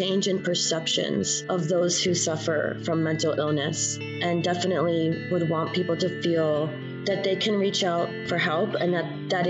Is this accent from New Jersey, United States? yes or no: yes; New Jersey, United States; moved away as an adult; now in Tulsa, United States; I'm originally from New Jersey, moved here in 2009